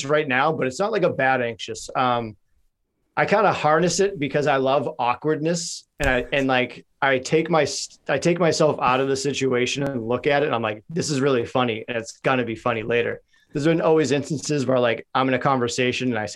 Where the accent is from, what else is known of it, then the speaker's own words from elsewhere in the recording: Boston, Massachusetts, United States; also born or lived in North Carolina; I grew up in Dorchester